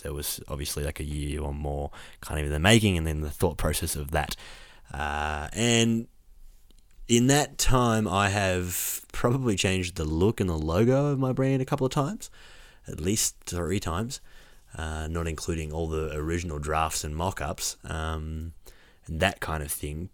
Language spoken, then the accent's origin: English; Orange, New South Wales, Australia; I'm walking around my hometown